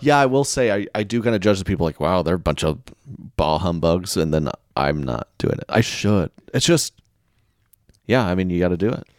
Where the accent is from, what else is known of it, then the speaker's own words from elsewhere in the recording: Oklahoma, United States; I'm from Oklahoma